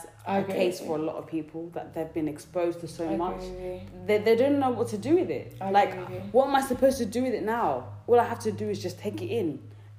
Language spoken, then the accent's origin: English; Kent, South East England, United Kingdom; also born or lived in South Africa; I grew up in Kent